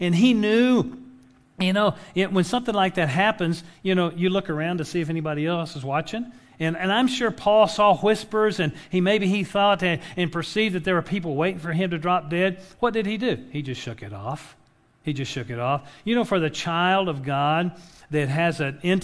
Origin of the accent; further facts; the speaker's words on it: West Texas, United States; now in Oklahoma, United States; I grew up in West Texas